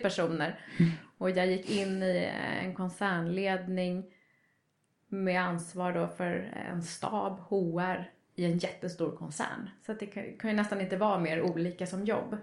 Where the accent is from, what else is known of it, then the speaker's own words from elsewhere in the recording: Trästa, Stockholm County, Sweden; jag är uppvuxen i en liten by uppe i Roslagen som heter Trästa